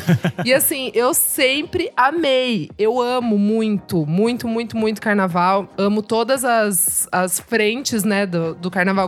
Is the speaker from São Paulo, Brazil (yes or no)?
yes; Sorocaba, São Paulo, Brazil; moved away; eu sou de Sorocaba, né? Interior